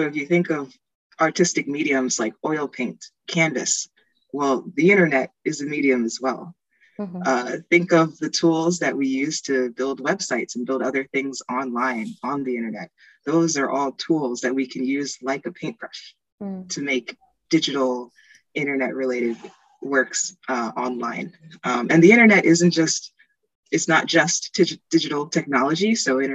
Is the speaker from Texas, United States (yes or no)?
no; Easton, Pennsylvania, United States; now in Philadelphia, United States; I'm from Easton, Pennsylvania, and I live in Philadelphia right now